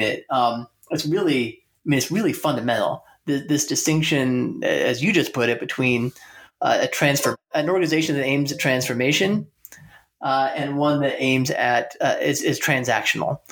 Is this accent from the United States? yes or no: yes; Indiana, United States; I'm from Indiana